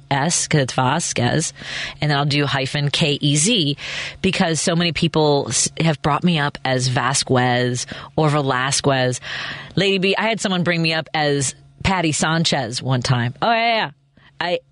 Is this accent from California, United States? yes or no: no; Chicago, Illinois, United States; I was from Chicago